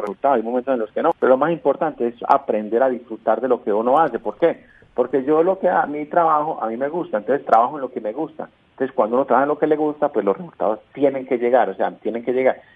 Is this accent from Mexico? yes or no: no; Colombia; moved away; Yo como colombiano eh, vivo feliz de mi país